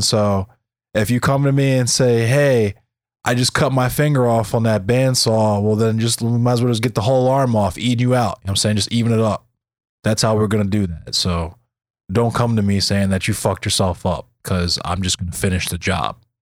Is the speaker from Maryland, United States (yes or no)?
yes; Arbutus, Maryland, United States; also born or lived in Catonsville, Maryland; I'm from Arbutus